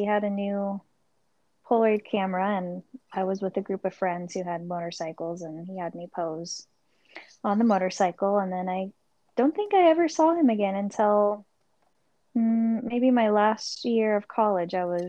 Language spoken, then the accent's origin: English; Las Vegas, Nevada, United States; also born or lived in Orange County, California; I'm from Vegas and Orange County, California.